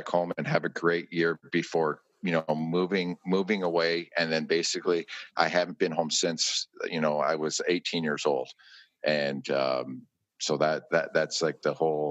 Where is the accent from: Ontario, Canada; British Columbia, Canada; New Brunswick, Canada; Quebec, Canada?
Ontario, Canada; St. Catharines; moved away; also born or lived in Toronto; I grew up in St. Catharines. St. Catharines, Ontario is a town of 150,000 people